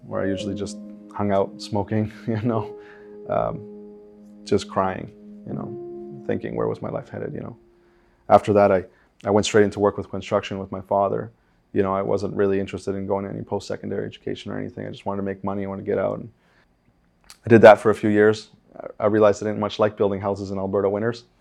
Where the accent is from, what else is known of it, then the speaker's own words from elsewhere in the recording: Uruguay; moved away; I'm from Uruguay.